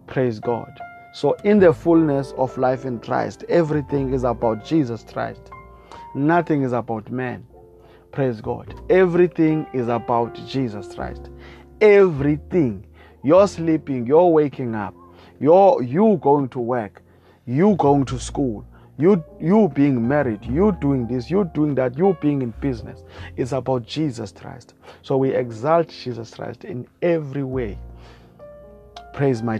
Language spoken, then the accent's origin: English; South Africa; I come all the way from South Africa